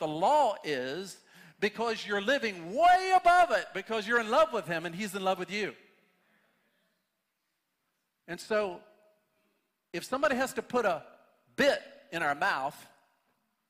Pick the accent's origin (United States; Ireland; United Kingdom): United States; we as American Christians